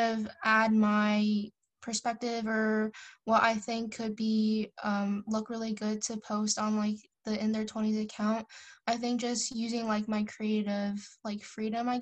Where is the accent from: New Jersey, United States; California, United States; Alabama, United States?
New Jersey, United States; I'm 18 and I'm from New Jersey, United States